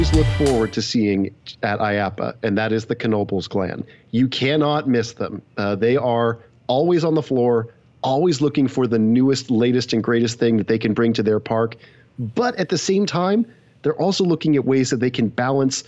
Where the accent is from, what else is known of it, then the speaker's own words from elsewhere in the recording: West Coast, United States; I come from the West Coast